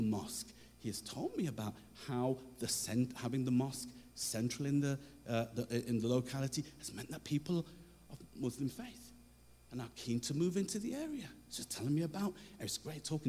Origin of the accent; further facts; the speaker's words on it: Coventry, West Midlands, United Kingdom; I'm from Coventry